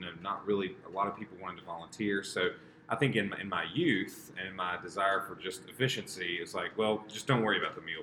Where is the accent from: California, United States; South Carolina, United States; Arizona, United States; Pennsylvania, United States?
South Carolina, United States; also born or lived in Virginia / Charlotte, North Carolina; I was born in North Carolina and grew up mostly in South Carolina